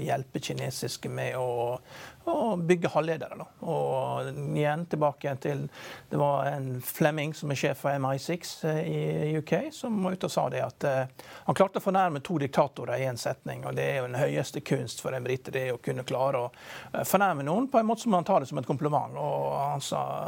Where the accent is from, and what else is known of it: Norway